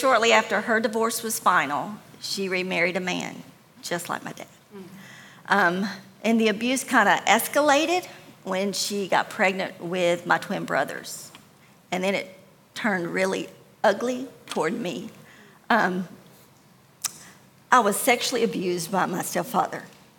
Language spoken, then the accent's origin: English; Tennessee, United States; I actually grew up in Middle Tennessee, but I couldn't call one place home because my family moved a lot.